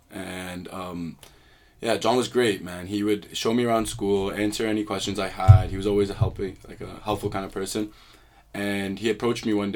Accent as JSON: {"language": "English", "country": "Canada", "moved": "as an adult", "lives_now": "United States", "said": "I'm a Canadian, and you said like a fun fact, I speak three languages."}